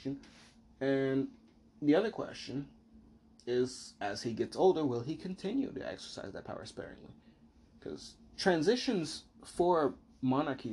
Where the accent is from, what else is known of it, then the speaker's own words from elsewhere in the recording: United States; I, as an American, am of the uniquely American perspective